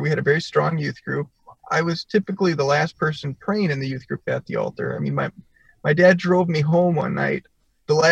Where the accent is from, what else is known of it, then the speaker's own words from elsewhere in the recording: Milwaukee, Wisconsin, United States; I came from Milwaukee, the Milwaukee area in Wisconsin, which is a fairly decent sized metropolitan area